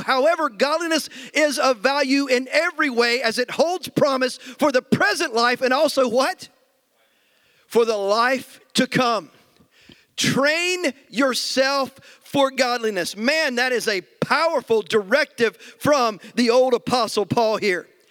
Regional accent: United States; as American Christians

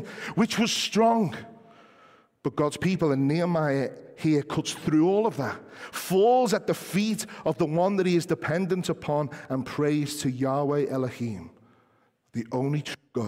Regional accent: England, United Kingdom; us as English people

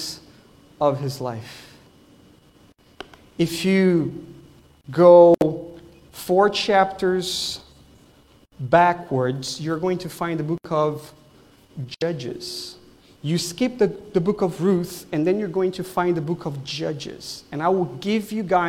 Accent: Brazil; English is a second language; now in Wesley Chapel, United States; I'm from Brazil, so I'm sorry if you will hear accent on the way here.

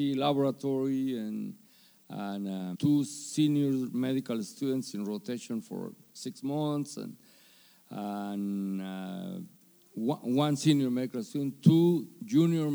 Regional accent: Guatemala; moved away; I grew up in the Presbyterian Church in Guatemala

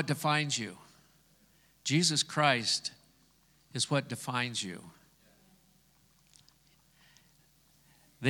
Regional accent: Scotland, United Kingdom; I'm Scottish.

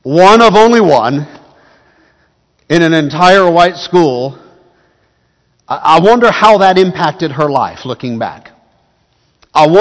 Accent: Arlington, Texas, United States; also born or lived in Canton, Texas / Palestine, Texas / Tyler, Texas; I grew up mainly here in Tarrant County, the city of Arlington, my young childhood, and the HEB area, now North Tarrant County

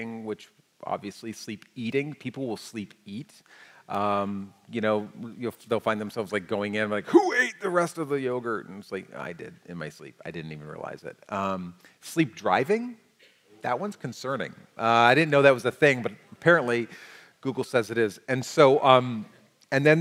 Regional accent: United States; us as the American church, as American Christians

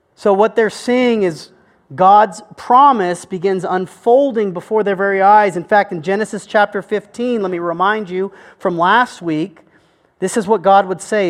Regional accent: United States; I am an American

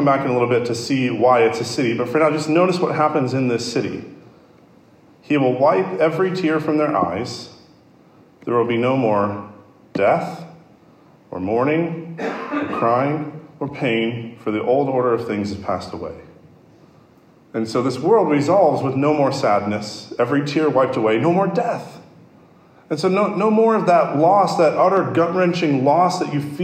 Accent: Chicago, Illinois, United States; my hometown, Chicago

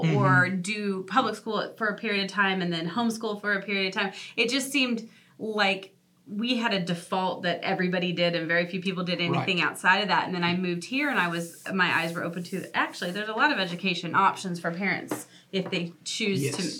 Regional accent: Nebraska, United States; moved away; So I grew up in Nebraska. I grew up in the Midwest.

